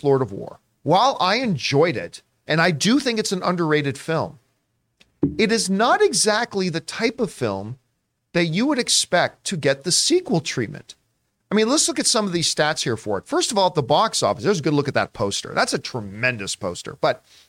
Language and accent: English; Canada; as a Canadian